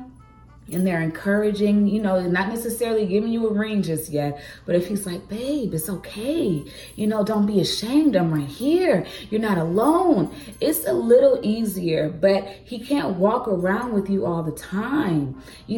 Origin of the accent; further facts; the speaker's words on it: Atlanta, Georgia, United States; also born or lived in Cleveland; I'm from Atlanta, Georgia, but I had a job in Cleveland.